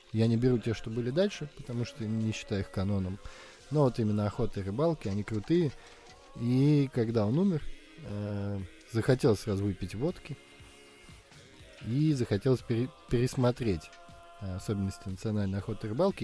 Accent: Saint Petersburg, Russia; мы петербуржцы

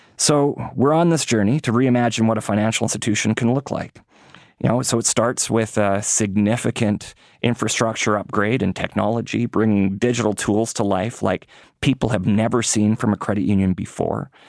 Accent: Winnipeg, Manitoba, Canada; moved away; I got to live at a few parts of the country, but I grew up in Winnipeg

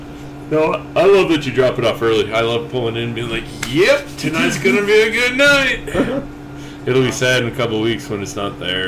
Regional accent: Buffalo, New York, United States; now in Bloomington, United States; I'm from Buffalo, New York, originally.

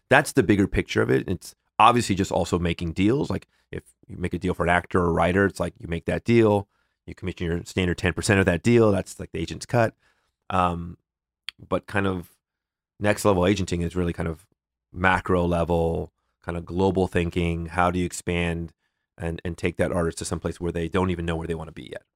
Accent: Northern California, United States; also born or lived in Los Angeles, California; I grew up in Northern California.

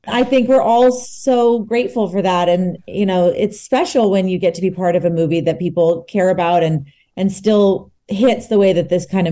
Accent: Texas, United States; Texas, too, my hometown.

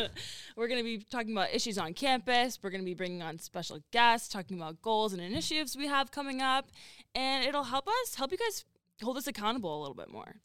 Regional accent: Massachusetts, United States; moved away as an adult; I'm from Mass

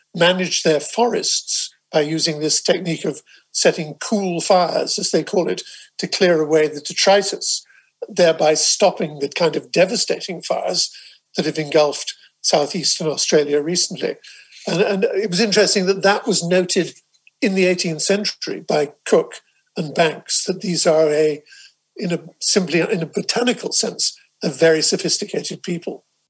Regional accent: England, United Kingdom; I speak as an Englishman here, although, like you, I'm a dual citizen

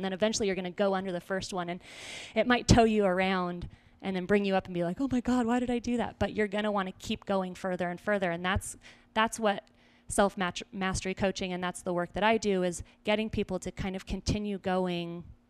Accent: Simi Valley, California, United States; born there; where I was born in Simi Valley was where that show was actually recorded.

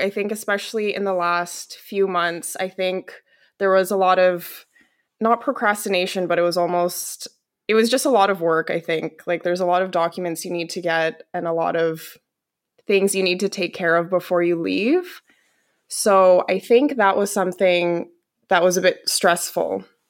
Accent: Calgary, Alberta, Canada; moved away as an adult; now in Seville, Spain; I'm originally from Calgary, Alberta, Canada

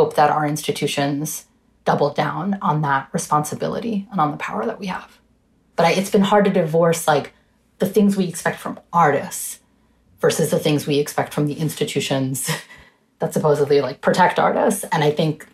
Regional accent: New York, United States; growing up in the United States.

